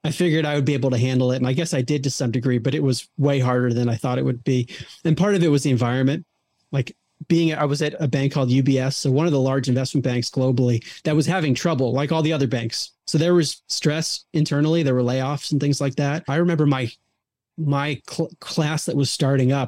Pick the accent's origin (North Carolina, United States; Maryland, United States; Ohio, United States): Maryland, United States; Baltimore; I grew up outside of Baltimore, Maryland